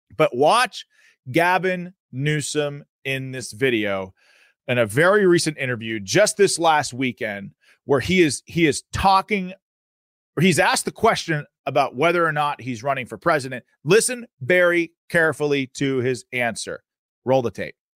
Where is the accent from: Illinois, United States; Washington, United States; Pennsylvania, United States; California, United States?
Pennsylvania, United States; Pittsburgh; my home state of Pennsylvania. Now, I'm from Pittsburgh